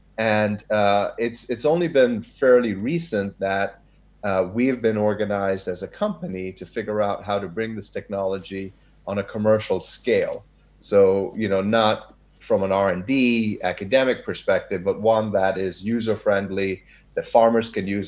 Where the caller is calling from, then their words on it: Sacramento, California, United States; I am speaking from Sacramento, California, the biggest state in the U.S.